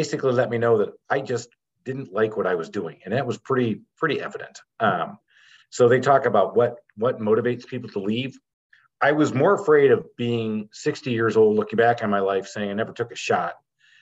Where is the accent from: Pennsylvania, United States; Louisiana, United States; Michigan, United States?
Michigan, United States; growing up in Michigan